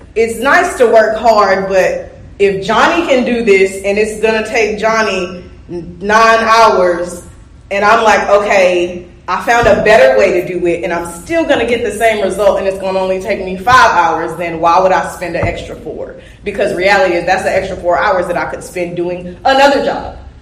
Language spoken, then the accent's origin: English; Georgia, United States; I'm from the South anyway, Georgia, born and raised